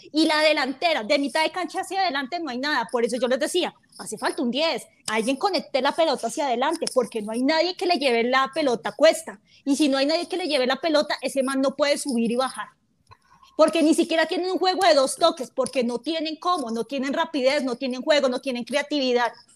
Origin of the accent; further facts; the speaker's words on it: Colombia; yo soy de Colombia